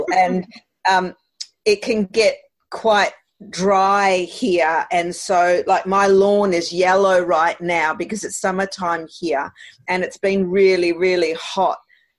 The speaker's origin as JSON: {"language": "English", "town": "Melbourne", "region": "Victoria", "country": "Australia", "said": "I don't think I've got an accent, and I'm listening to you loving your accent. But I'm from Melbourne, Australia, and it's 8:30 in the morning here."}